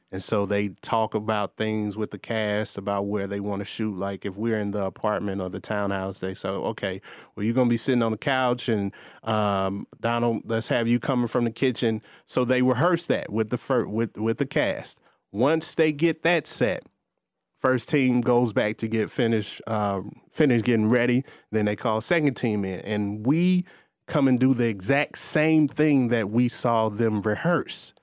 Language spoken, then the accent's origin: English; Gary, Indiana, United States; moved away as an adult; now in Atlanta, United States; I grew up going to a performance arts school in Gary